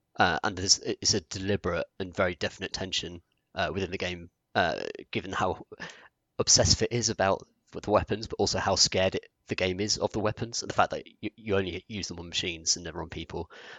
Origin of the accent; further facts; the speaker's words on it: United Kingdom; I think this is interesting, particularly as like a British guy who, in our country, like guns aren't accessible, like they're not a thing, apart from cops and here and there.